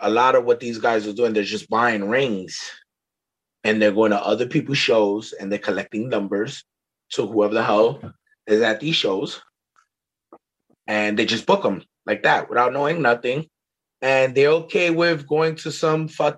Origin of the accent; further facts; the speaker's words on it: New York City, New York, United States; moved away as an adult; now in Ocala, United States; I'm from Brooklyn. I'm coming here with a New York mentality